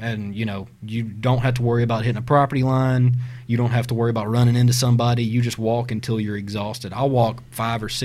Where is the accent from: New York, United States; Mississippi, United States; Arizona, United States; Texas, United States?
Mississippi, United States; South; now in Tennessee, United States; we're from South Mississippi originally, mm-hmm. so we used to hunt deer hunt river swamps